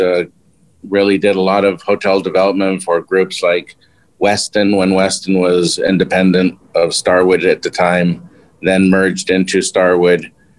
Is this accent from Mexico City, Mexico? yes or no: yes; Mexico City, Mexico; also born or lived in Long Beach; I was born in Long Beach, California, raised in Mexico, went to a Mexican and French school, and then to an American high school in Mexico City.